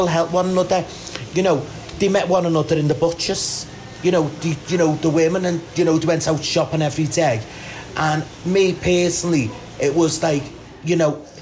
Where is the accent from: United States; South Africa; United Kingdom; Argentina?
United Kingdom; Liverpool, North West England; I am born and bred from Scotland Road